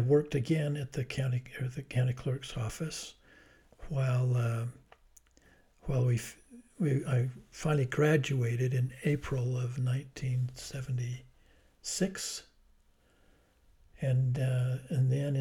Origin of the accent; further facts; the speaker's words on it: Salt Lake City, Utah, United States; also born or lived in Provo; my old home ward.